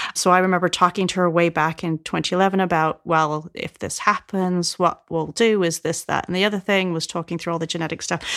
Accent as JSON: {"language": "English", "town": "Vancouver", "region": "British Columbia", "country": "Canada", "tie": "born or raised there", "also_born_or_lived": "Nottingham / Toronto", "moved": "as an adult", "lives_now": "United Kingdom", "said": "I grew up in Vancouver"}